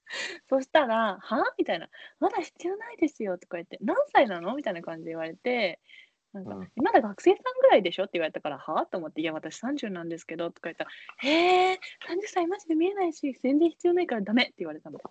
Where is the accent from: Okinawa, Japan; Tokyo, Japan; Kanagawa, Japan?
Tokyo, Japan; born or raised there